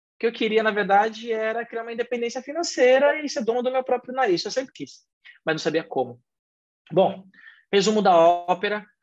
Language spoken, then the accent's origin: Portuguese; São Paulo, Brazil; also born or lived in São Caetano do Sul; Sou daqui de São Paulo, sou natural de São Paulo